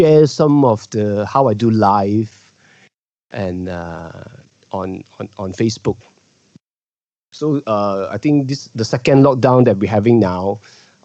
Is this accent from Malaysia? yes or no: yes; Malaysia; as a Malaysian Chinese, we are a minority in Malaysia.